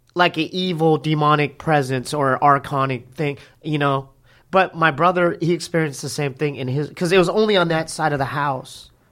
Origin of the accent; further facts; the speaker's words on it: Poway, California, United States; we're from Poway. Me and my brother are from, uh, you know, inland.